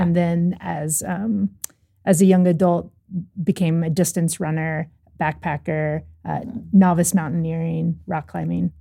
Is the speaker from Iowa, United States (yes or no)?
no; Louisville, Kentucky, United States; I grew up in Louisville, Kentucky